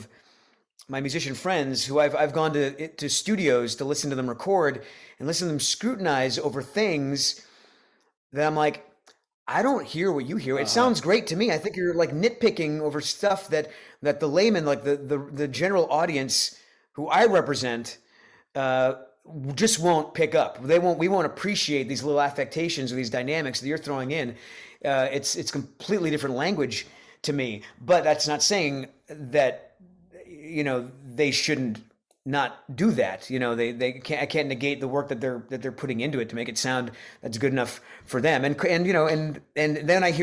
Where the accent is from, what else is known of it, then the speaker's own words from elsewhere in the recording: Rhode Island, United States; now in Nashville, United States; I grew up in Rhode Island.